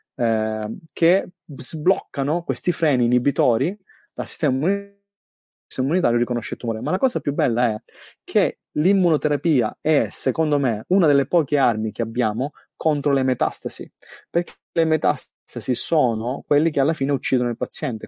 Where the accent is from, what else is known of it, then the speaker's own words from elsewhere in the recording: Sicily, Italy; moved away as an adult; now in Australia; da buon siciliano